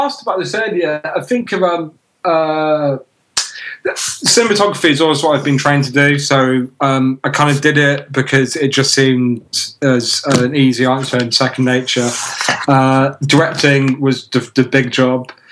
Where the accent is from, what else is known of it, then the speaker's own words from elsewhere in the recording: United Kingdom; as a British guy